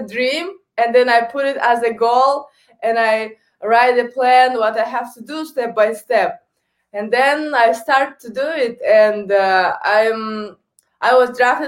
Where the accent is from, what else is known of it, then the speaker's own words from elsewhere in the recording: Kazakhstan; first language Kazakh; English is a second language; moved away as an adult; also born or lived in Canada; I speak on three languages. First is the Kazakh, my native language. Second is Russian. And third is English